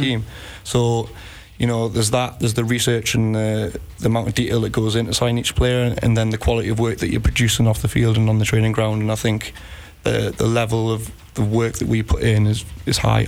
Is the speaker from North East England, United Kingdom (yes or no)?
yes; Newcastle upon Tyne, North East England, United Kingdom; moved away as an adult; now in Iceland; I'm from Newcastle